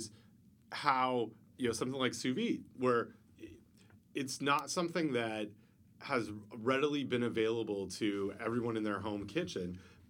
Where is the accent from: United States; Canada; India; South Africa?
Canada; I'm from Canada